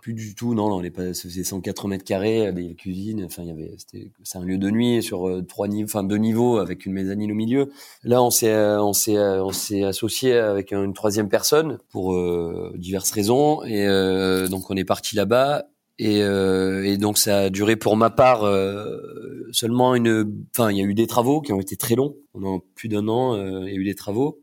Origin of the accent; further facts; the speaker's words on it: Cassis, Provence-Alpes-Côte d'Azur, France; also born or lived in Marseille; now in Paris, France; j'ai grandi à Cassis